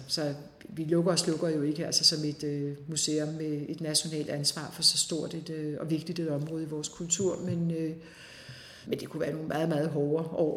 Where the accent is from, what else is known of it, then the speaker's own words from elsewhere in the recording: Denmark; Vi har alle sammen som danskere